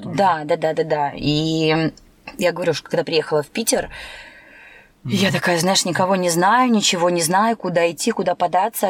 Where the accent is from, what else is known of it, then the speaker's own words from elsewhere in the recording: Türkmenabat, Lebap Region, Turkmenistan; now in Saint Petersburg, Russia; Я родилась в Средней Азии, Республика Туркменистан